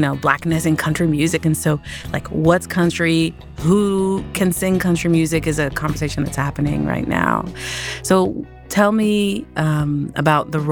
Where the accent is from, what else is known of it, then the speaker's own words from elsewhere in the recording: Houston, Texas, United States; now in San Francisco Bay Area, United States; I grew up in Houston